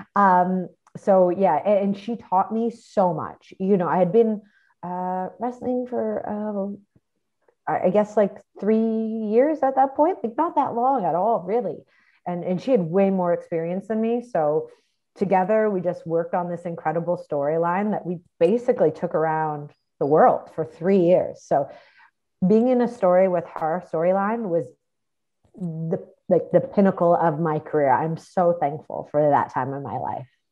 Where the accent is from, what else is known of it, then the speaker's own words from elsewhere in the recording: Toronto, Ontario, Canada; moved away as an adult; also born or lived in McDonough, Georgia; I grew up in Toronto